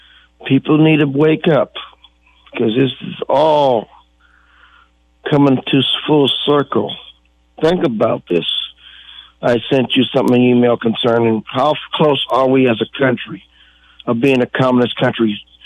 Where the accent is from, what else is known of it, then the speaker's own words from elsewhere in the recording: United States; I am an American through and through, with the Creek, Cherokee, Irish, and Scandinavian